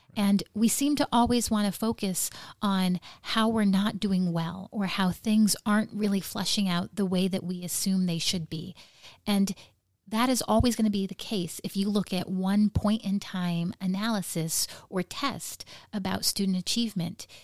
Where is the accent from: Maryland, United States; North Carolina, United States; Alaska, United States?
Alaska, United States; Nome; growing up in Nome